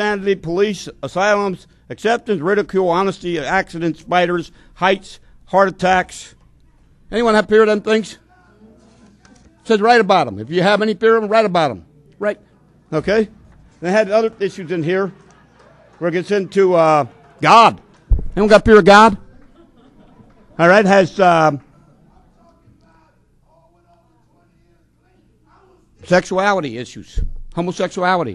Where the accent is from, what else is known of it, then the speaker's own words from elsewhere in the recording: Palmerton, Pennsylvania, United States; I come from Whitetown, USA, Palmerton, Pennsylvania, where it's set up by the old European discrimination